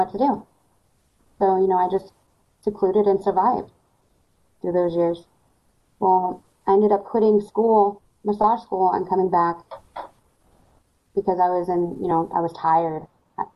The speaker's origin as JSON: {"language": "English", "town": "Scottsbluff", "region": "Nebraska", "country": "United States", "tie": "born or raised there", "said": "I was born and raised in Scottsbluff, Nebraska."}